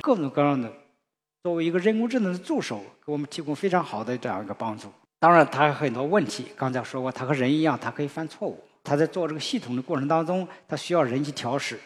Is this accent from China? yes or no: yes; China; 我们中国人